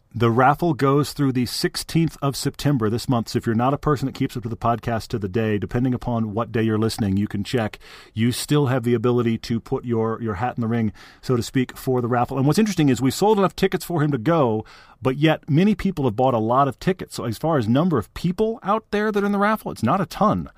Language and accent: English; Texas, United States; I grew up in Texas